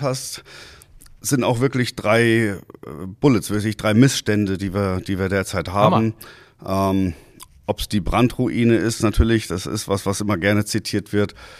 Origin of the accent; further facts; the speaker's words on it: Hanau, Hesse, Germany; moved away as an adult; also born or lived in Hamburg; now in Husum, Germany; Ich komme ja aus Hessen, aus Hanau